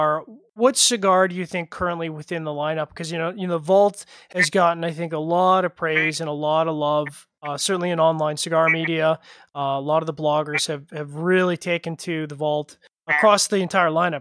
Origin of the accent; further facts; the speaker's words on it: Canada; now in Calgary, Canada; as a Canadian